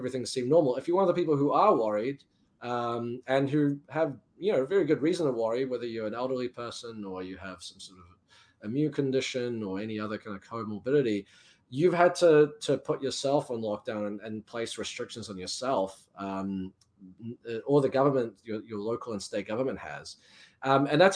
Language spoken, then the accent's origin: English; New Zealand; now in United States; I'm from New Zealand. I spent a bit of time back home last year.